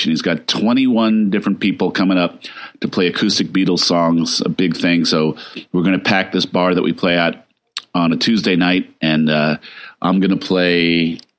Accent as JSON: {"language": "English", "region": "New Jersey", "country": "United States", "tie": "born or raised there", "also_born_or_lived": "Minnesota", "moved": "as an adult", "lives_now": "New Orleans, United States", "said": "I'm from New Jersey, born and raised."}